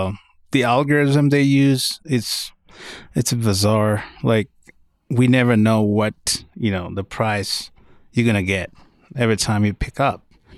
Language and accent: English; Sudan; now in Denver, United States; original Sudanese Uber driver.